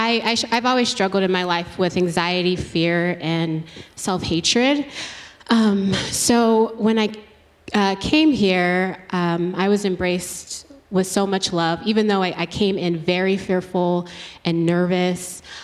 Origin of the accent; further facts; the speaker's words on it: Georgia, United States; Originally Georgia.